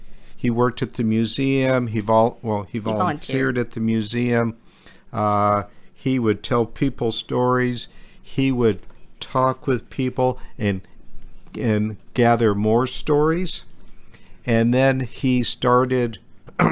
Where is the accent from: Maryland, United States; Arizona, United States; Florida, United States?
Arizona, United States; Kingman; I grew up in Kingman. The family moved there in 1968